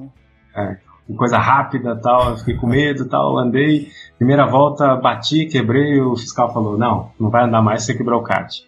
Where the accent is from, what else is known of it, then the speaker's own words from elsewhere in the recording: São Paulo, Brazil; now in Rio de Janeiro, Brazil; sou paulista, mas moro no Rio já há quase 20 anos